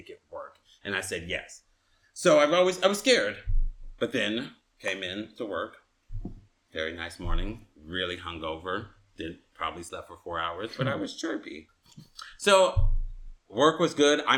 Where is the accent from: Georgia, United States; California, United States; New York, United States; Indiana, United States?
California, United States; Inglewood; I'm from Inglewood